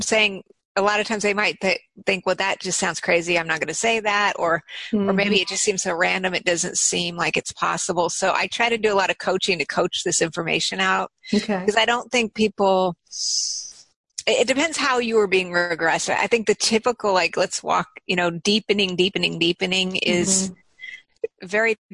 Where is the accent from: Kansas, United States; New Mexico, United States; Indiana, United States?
New Mexico, United States; Albuquerque; from Albuquerque